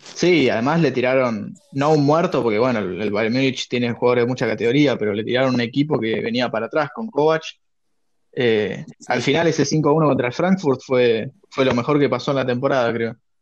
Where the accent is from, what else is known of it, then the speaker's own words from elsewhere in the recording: Argentina; also born or lived in Hamburg, Germany; Yo nací en Hamburgo, en Alemania, y a los seis años me vine a vivir acá a Argentina